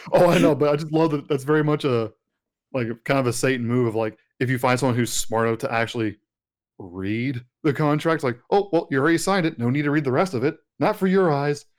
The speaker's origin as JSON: {"language": "English", "region": "West Texas", "country": "United States", "tie": "born or raised there", "said": "growing up in Texas, especially out in West Texas"}